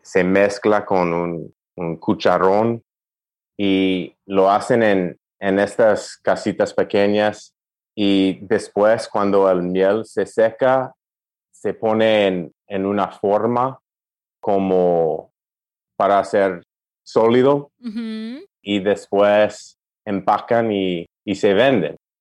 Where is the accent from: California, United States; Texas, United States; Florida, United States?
California, United States; Los Angeles; Spanish is a second language; also born or lived in Tempe, Arizona; crecí en California, nací aquí